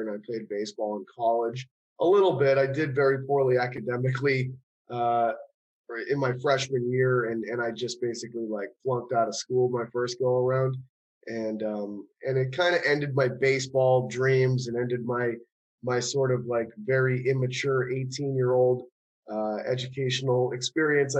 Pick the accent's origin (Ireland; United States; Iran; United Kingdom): United States; Cape Cod, Massachusetts; at home where I grew up in Cape Cod, Massachusetts